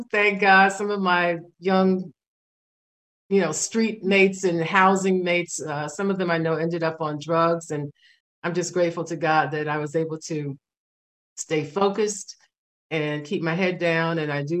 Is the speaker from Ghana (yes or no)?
no; New York City, New York, United States; I grew up in New York City, Washington Heights, and I never knew any of my grandparents ever.